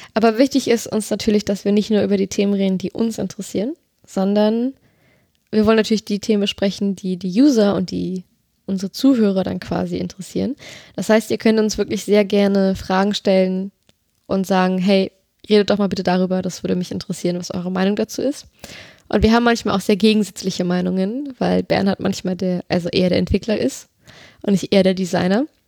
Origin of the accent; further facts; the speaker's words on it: Berlin, Germany; gebürtig aus Berlin